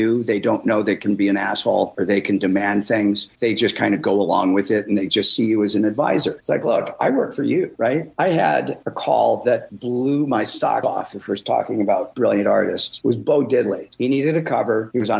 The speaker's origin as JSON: {"language": "English", "region": "Midwest", "country": "United States", "said": "I was from the Midwest."}